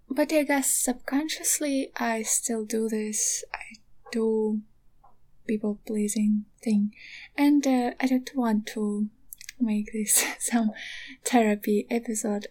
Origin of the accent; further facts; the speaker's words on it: Donetsk, Donetsk Oblast, Ukraine; moved away as an adult; now in Kyiv, Ukraine; I am actually from Donetsk. Additionally, like I had to flee from my home like uh, nine years ago